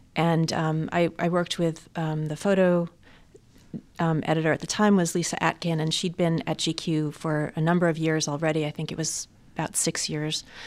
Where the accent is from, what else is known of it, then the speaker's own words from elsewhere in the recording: suburbs of New York, United States; I was actually born in New York City, um, but grew up in the suburbs of New York